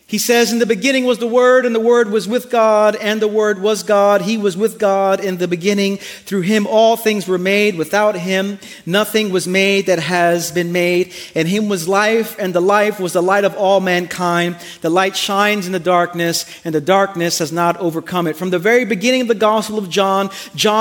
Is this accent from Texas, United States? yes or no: no; New York City, New York, United States; moved away; I'm from Brooklyn